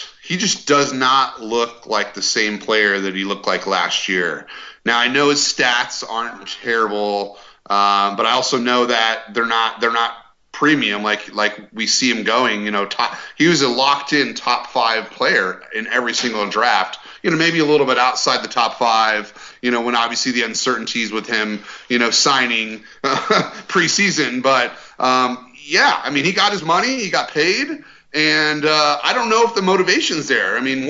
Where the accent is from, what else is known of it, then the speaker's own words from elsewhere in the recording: Colorado, United States; now in Dallas, United States; And the main reason is I'm from Colorado.